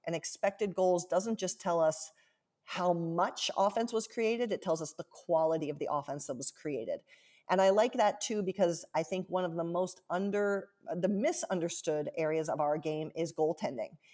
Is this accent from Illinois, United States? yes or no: no; Central Ohio, United States; moved away as an adult; also born or lived in Washington, D.C.; now in Seattle, United States; I grew up in Central Ohio